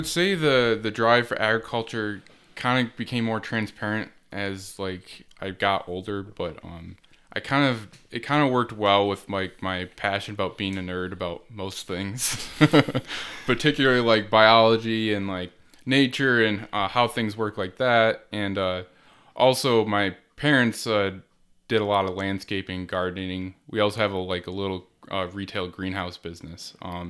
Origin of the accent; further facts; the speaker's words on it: Wyoming, New York, United States; I am from Wyoming, New York, and kind of the northeastern part of Wyoming County.